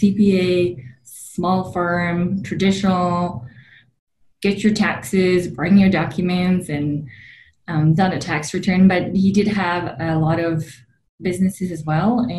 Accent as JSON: {"language": "English", "country": "Slovakia", "tie": "born or raised there", "moved": "as an adult", "lives_now": "United States", "said": "I was born and raised in Slovakia, which is in the heart of Europe"}